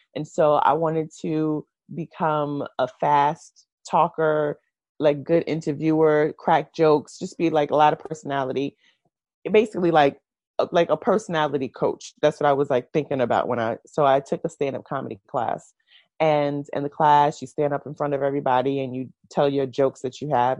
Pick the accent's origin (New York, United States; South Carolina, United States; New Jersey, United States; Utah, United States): New York, United States; New York City; I was born in Brooklyn, New York. Mm-hmm. Um, I've lived in New York my entire life